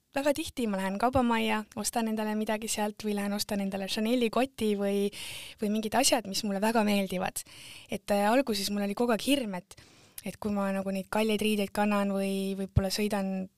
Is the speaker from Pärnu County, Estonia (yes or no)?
no; Tartu, Tartu County, Estonia; moved away as an adult; also born or lived in England / Setomaa; mina olen pärit Tartu äärelinnast